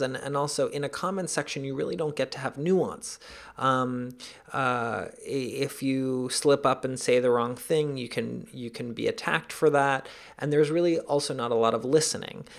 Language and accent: English; New York City, New York, United States; also born or lived in Caracas, Venezuela; I grew up in New York.